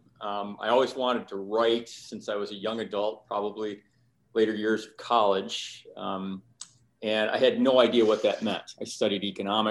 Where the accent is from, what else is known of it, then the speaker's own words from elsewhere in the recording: Finger Lakes region, New York, United States; where I grew up in Finger Lakes region